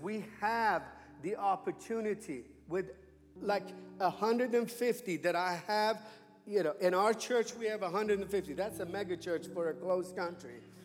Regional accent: Iran; moved away as an adult; now in United States; I was born and raised in Iran

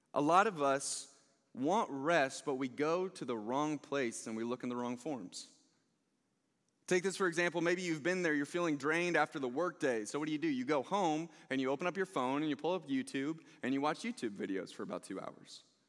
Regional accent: Overland Park, Kansas, United States; I grew up here in the Blue Valley School District

